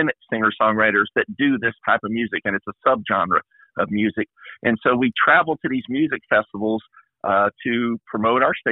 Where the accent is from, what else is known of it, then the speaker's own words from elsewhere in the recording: North Texas, United States; moved away as an adult; also born or lived in Sasebo, Japan; I grew up in North Texas on Lake Texoma